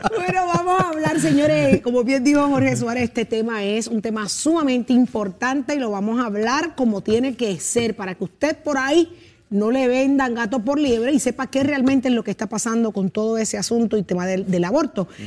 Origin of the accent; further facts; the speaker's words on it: Puerto Rico; somos boricuas